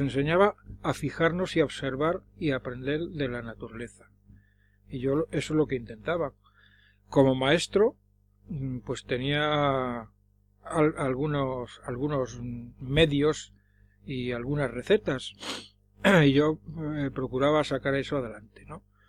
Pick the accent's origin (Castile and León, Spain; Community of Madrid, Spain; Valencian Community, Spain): Community of Madrid, Spain; Madrid; Yo de pequeño vivía por la Plaza Castilla